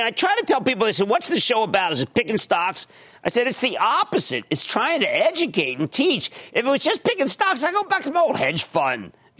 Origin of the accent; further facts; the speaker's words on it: Philadelphia, Pennsylvania, United States; I'm from Philadelphia and I like it on my soft pretzels.